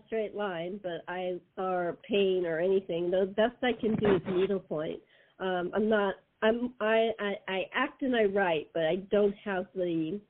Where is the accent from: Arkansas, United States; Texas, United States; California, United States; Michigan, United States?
California, United States; Los Angeles; moved away as an adult; now in San Diego, United States; Well, actually, that's my hometown. I was brought up in L.A., so I moved here after my dad died, so my mom and I could be close to my brother.